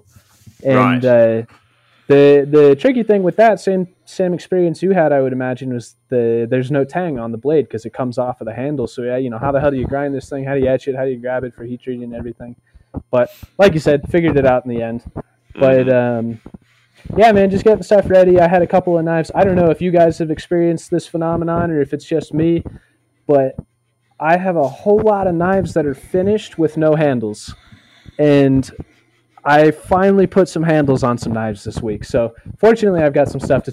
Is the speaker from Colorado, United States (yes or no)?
yes; Boulder, Colorado, United States; I am from Boulder, Colorado, in the United States